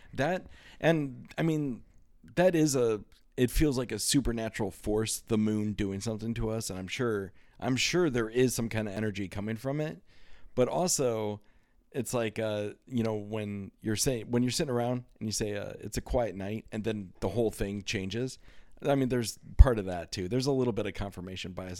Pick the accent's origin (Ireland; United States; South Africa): United States; Iowa; growing up in Iowa